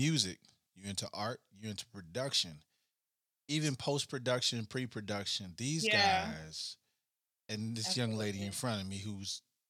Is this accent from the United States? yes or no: yes; Chicago, Illinois, United States; now in Cincinnati, United States; I'm from Chicago.